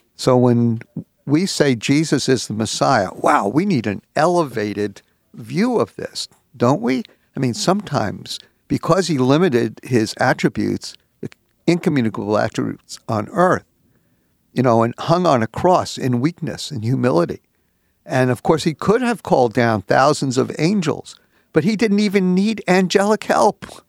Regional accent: New York City, New York, United States; I was brung up in the New York City school system

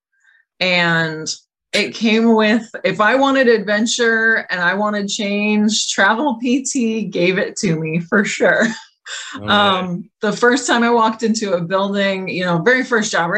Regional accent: New Hampshire, United States; moved away as an adult; also born or lived in St. Louis, Missouri / Massachusetts / Boston; now in Florida, United States; I'm from New Hampshire. Born and raised, kind of moved out of the state pretty quickly

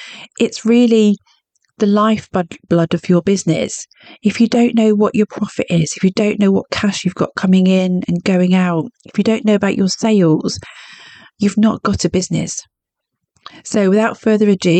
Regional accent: Cornwall, South West England, United Kingdom; I'm Cornish

